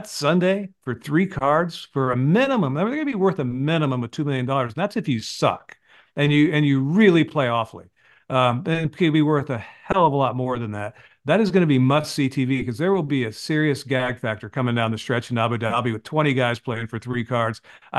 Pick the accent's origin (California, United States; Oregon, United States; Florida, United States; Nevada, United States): Nevada, United States; Las Vegas; moved away; also born or lived in Tucson, Arizona / Tulsa, Oklahoma; but we get to visit my hometown where I was born and raised